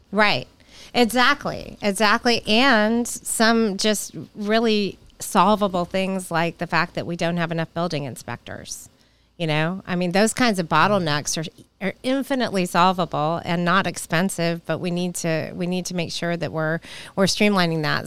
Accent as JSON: {"language": "English", "town": "Nashville", "region": "Tennessee", "country": "United States", "tie": "born or raised there", "said": "when I was a kid growing up in Nashville"}